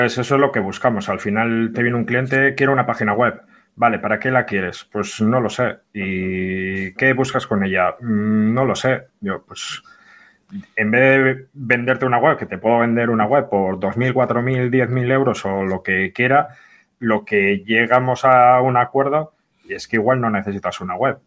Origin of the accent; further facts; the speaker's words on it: Bilbao, Basque Country, Spain; yo soy de aquí, de Bilbo